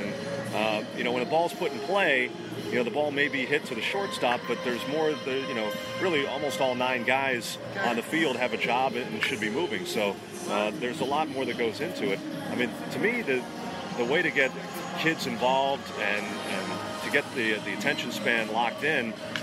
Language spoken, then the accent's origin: English; New England, United States; now in Washington, D.C., United States; growing up in New England as a Red Sox fan